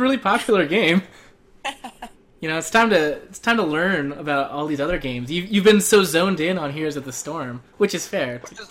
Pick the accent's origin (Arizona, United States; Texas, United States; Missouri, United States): Arizona, United States; accent: Arizonan; maybe my Arizonan accent.